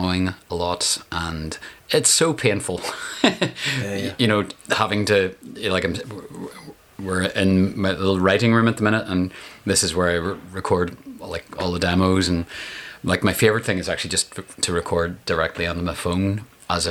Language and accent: English; Downpatrick, Northern Ireland, United Kingdom; also born or lived in Holywood / Coleraine / East Belfast; now in Belfast, United Kingdom; It's kind of where I lived from. 7 to 15 in Downpatrick, and then Hollywood and Coleraine before that, and so all over